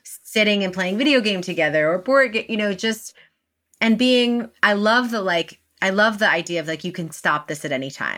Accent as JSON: {"language": "English", "town": "New York City", "region": "New York", "country": "United States", "tie": "born or raised there", "said": "I live in New York City and I grew up in New York City"}